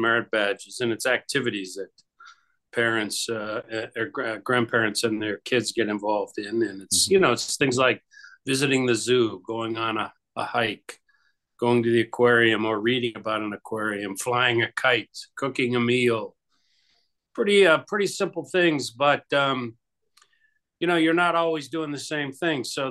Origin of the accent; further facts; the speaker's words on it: Youngstown, Ohio, United States; I grew up in Youngstown, Ohio